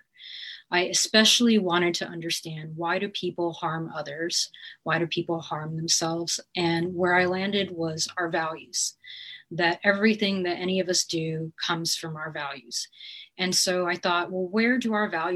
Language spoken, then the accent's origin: English; San Francisco, California, United States; also born or lived in Queens, New York; I was born in Queens, New York, and I've been in San Francisco pretty much since I was 3